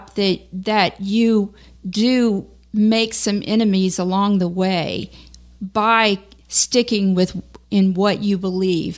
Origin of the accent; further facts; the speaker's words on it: Baton Rouge, Louisiana, United States; moved away; Baton Rouge, you know, my hometown